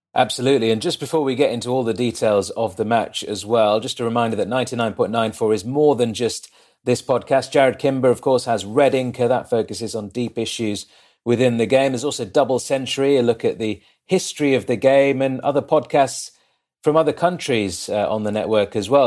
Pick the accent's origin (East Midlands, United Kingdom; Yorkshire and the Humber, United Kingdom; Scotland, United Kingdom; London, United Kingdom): East Midlands, United Kingdom; Leicester; I'm from Leicester. I live in, in Leicester, in England